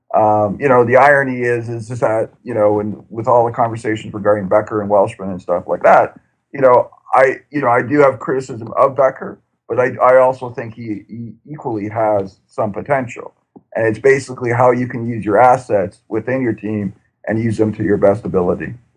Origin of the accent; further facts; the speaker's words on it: Canada; as a Canadian soccer fan